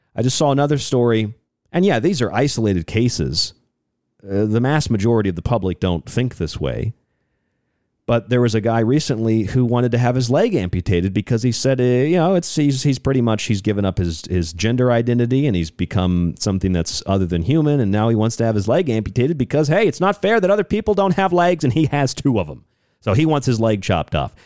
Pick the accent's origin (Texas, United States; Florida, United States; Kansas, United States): Florida, United States; Orlando; I grew up in Orlando, Florida, a lot of my life.